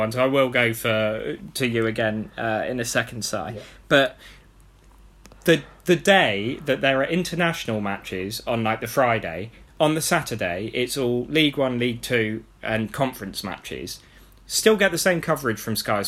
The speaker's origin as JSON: {"language": "English", "town": "Abingdon", "region": "South East England", "country": "United Kingdom", "tie": "born or raised there", "said": "growing up in Abingdon, I was an Oxford fan"}